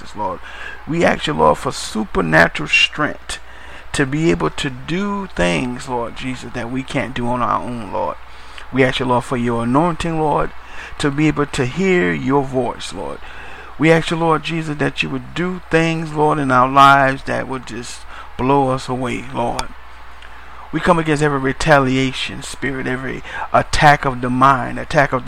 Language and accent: English; New Orleans, Louisiana, United States; I'm from New Orleans myself, Louisiana